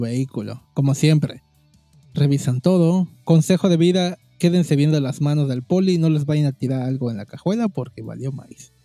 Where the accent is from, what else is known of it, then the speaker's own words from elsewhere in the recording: Cancún, Quintana Roo, Mexico; soy de la de Cancún